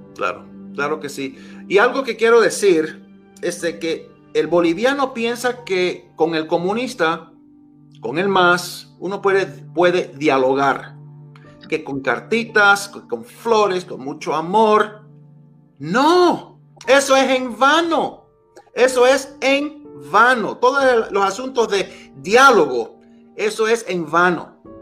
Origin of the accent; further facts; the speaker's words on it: Miami, Florida, United States; also born or lived in New York; Nací en Nueva York, criado en Miami